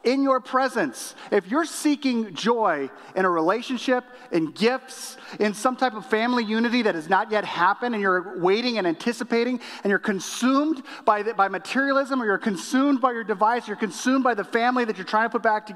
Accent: Illinois, United States; I'm from Illinois

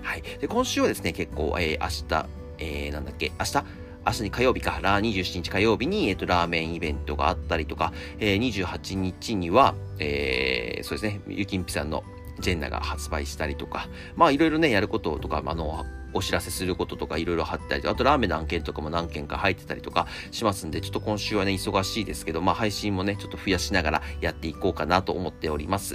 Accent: Akita, Japan; moved away; 僕秋田出身なんですけど

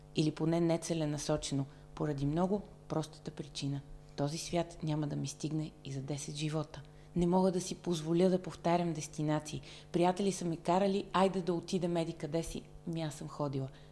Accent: Varna, Varna Province, Bulgaria; moved away as an adult; now in Sofia, Bulgaria; във Варна, в родния ми град

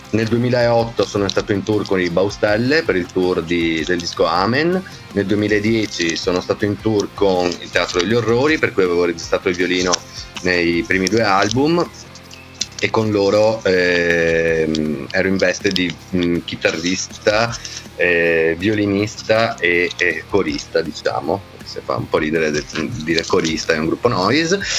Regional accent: Veneto, Italy; io ehm, eh, sono trevigiano, vengo dalla provincia di Treviso, eh, sono nato nel 1976, sono un uomo del secolo scorso

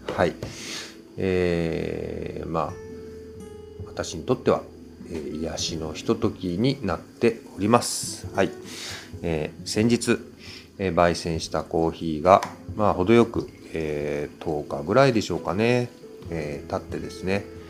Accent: Kyushu, Japan; accent: Kyushu dialect; 同じ九州

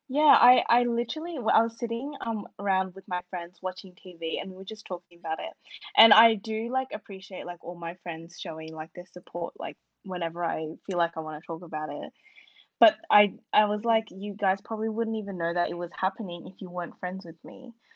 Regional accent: Australia; as an Australian Burmese student

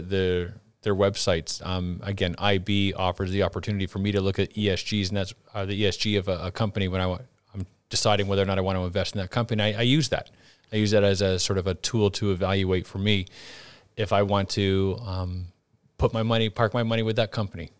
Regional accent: Canada; moved away; growing up in Canada

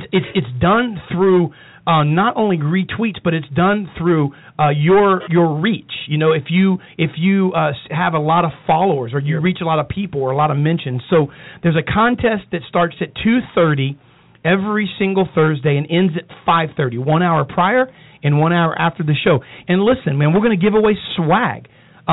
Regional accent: United States; I'm grateful for America. I'm grateful for this great country we live in.

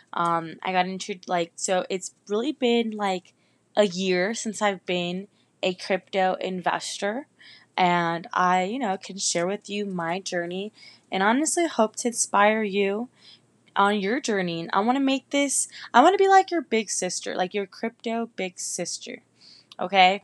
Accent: Northern Virginia, United States; moved away as an adult; also born or lived in Miami, Florida; now in Orlando, United States; I'm originally from Northern Virginia, Nova, right outside of D C, like fifteen, twenty minutes away. And I lived there my whole life

